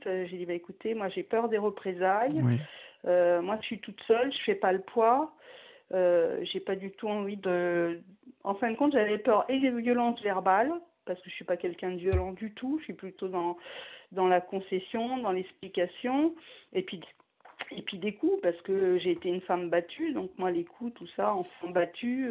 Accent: Paris, Île-de-France, France; now in Grenoble, France; je suis parisienne à l'origine

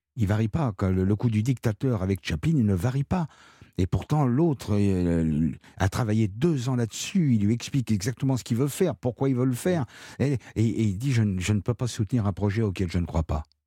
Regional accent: Marseille, Provence-Alpes-Côte d'Azur, France; quand j'étais gamin à Marseille

